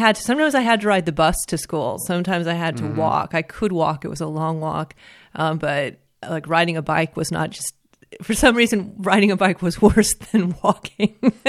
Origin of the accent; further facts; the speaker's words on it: Denver, Colorado, United States; where I grew up in Denver